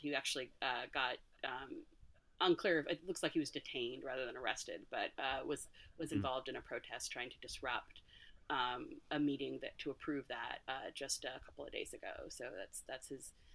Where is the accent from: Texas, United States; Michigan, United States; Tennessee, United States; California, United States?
California, United States; now in New York, United States; my home state of California